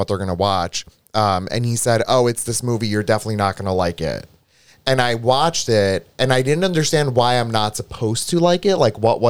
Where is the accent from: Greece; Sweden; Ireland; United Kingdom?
Greece; now in United States; When I came from Greece to America, there was a point in time where I was even fascinated by the concept of like a VHS tape